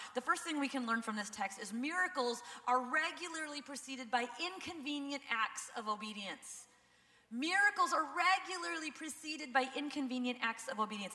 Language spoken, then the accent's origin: English; Minnesota, United States; we're from Minnesota